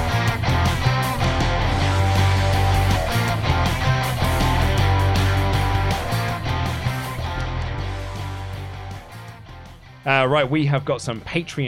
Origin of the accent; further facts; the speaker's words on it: England, United Kingdom; I'm very English.